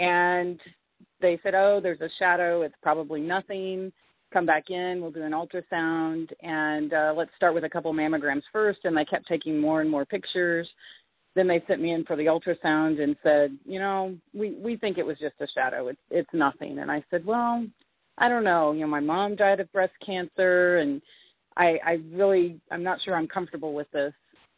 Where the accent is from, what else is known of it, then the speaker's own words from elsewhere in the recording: Texas, United States; moved away; I've lived here since 2007. I came from Texas, and I can tell you that if I never have to go back to Texas again, I'll be just fine.